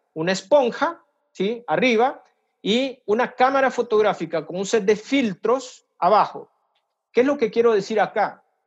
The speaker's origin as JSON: {"language": "Spanish", "country": "El Salvador", "moved": "as an adult", "lives_now": "Brazil", "said": "yo soy salvadoreño, eh, trabajo aquí en Brasil, estoy expatriado"}